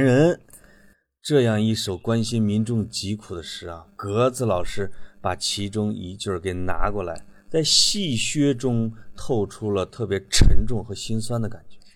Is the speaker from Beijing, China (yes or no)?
no; Henan, China; accent: Henan dialect; 在我们河南话呢